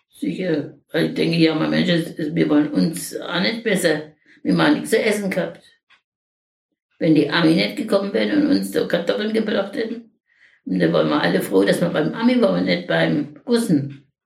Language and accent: German; Schweinitz, Lower Silesian Voivodeship, Poland; born there; In Schweinitz in Niederschlesien.